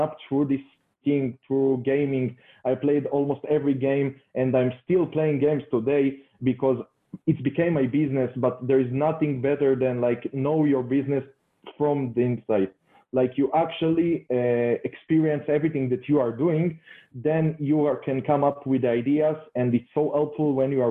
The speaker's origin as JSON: {"language": "English", "country": "Israel", "tie": "born or raised there", "said": "I'm coming from Israel."}